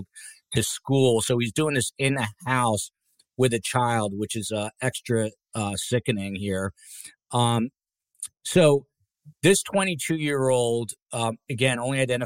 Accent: New Jersey, United States; accent: Jersey; New Jersey, my home state

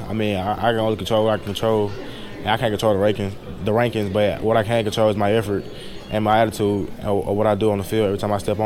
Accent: Mississippi, United States; staying in my home state

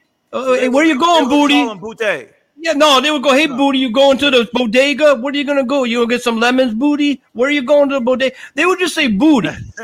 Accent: New York City, New York, United States; back in where we grew up in New York

